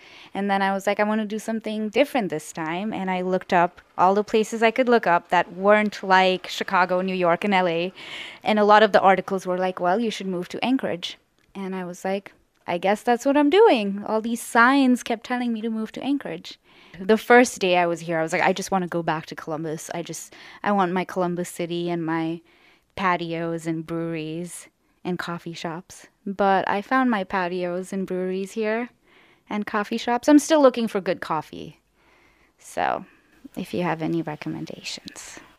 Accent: Bangalore, Karnataka, India; I am 23 years old, and I am from Bangalore, India.

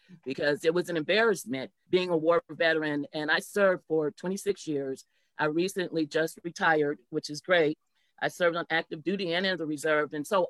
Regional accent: Anchorage, Alaska, United States; I grew up in Anchorage, went to Ptarmigan Elementary, Clark, and then to Bartlett.

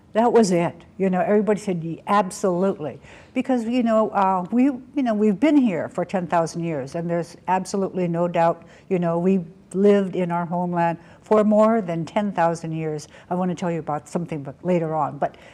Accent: Klukwan, Alaska, United States; from the House Lord from the Sun in Klokwan

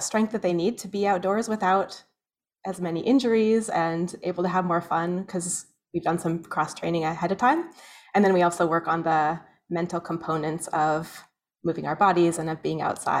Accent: Soldotna, Alaska, United States; also born or lived in Skagway / Valdez / Denali; now in Anchorage, United States; I grew up in Soldotna

